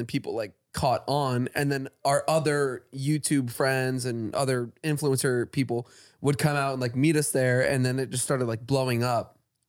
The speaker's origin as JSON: {"language": "English", "region": "Florida", "country": "United States", "said": "And I'm from Florida."}